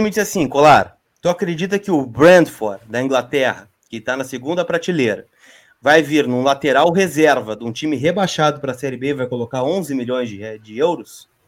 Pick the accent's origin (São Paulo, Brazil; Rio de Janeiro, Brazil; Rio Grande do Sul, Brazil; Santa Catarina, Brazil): Rio Grande do Sul, Brazil; Canoas; Eu sou de Canoas. Eu sou de Canoas.